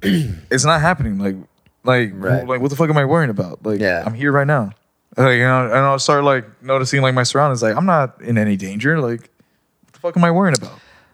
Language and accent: English; Rosarito, Baja California, Mexico; being with my family in Rosarito and stuff that like I noticed that like I was getting scared to be in my hometown